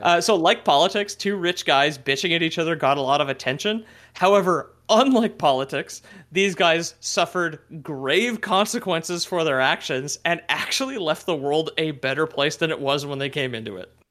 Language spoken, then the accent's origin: English; Quebec, Canada; growing up in Quebec